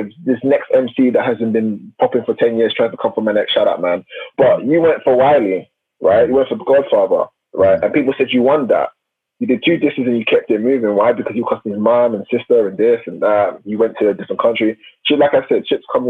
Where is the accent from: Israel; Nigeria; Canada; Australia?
Nigeria; I'm Nigerian